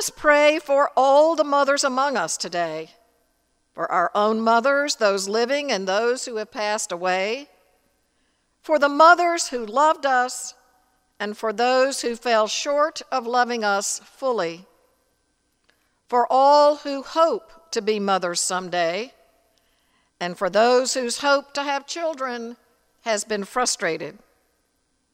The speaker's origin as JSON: {"language": "English", "region": "Tennessee", "country": "United States", "tie": "born or raised there", "said": "In the church I grew up in Tennessee"}